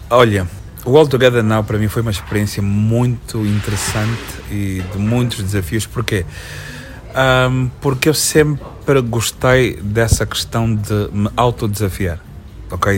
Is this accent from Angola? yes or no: yes; Lubango, Huíla, Angola; Eu sou natural do Lubango, okay. São José de Sá da Bandeira, mas eu sou Conhama